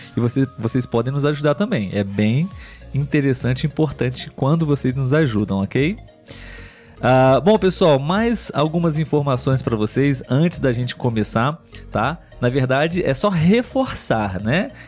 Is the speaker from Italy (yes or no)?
no; Brazil; sou brasileiro.